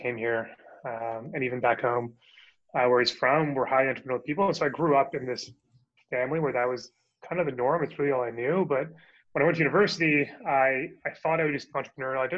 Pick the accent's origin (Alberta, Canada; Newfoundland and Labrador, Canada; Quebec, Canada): Alberta, Canada; Calgary; moved away as an adult; also born or lived in Ontario / New York, United States; now in Toronto, Canada; I'm from Calgary, actually, but I moved to Toronto.